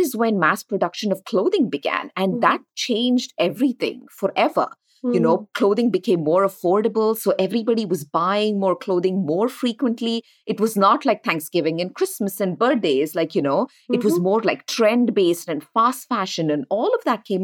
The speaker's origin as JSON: {"language": "English", "country": "India", "tie": "born or raised there", "moved": "as an adult", "lives_now": "United States", "said": "we grew up in India"}